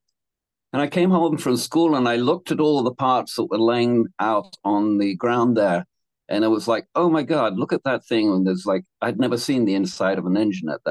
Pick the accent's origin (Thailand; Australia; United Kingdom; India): United Kingdom; England; moved away as an adult; also born or lived in London / Canada; now in Hawaii, United States; I was born in London and I grew up in England on a little farm